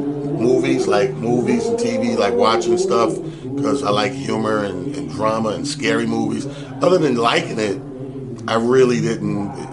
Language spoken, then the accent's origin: English; Mount Vernon, New York, United States; he's from my hometown, Mount Vernon, New York